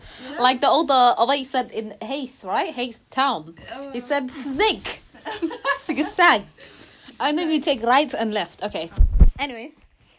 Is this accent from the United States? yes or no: no; Somalia; I'm originally from Somalia.